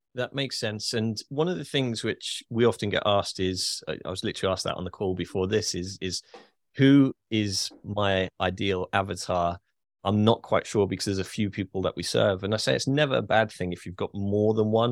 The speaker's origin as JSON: {"language": "English", "country": "United Kingdom", "said": "as a Brit"}